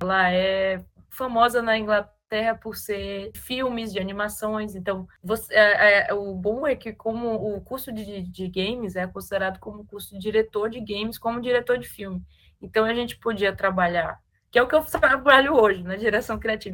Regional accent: Maranhão, Brazil; a gente é do Maranhão

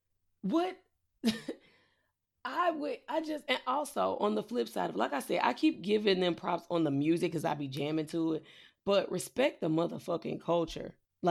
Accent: Midwest, United States; also born or lived in Mississippi (family); we're in the Midwest, but well, we were born and raised in the Midwest

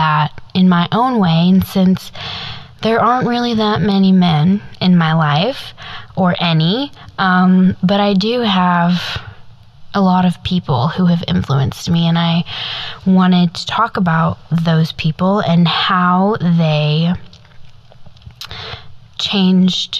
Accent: Midwest, United States; growing up in the Midwest of the United States

